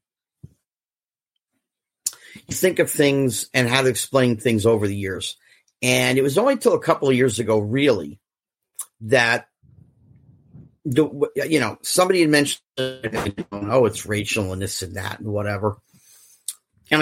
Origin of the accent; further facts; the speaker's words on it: Central New Jersey, United States; I grew up in Central New Jersey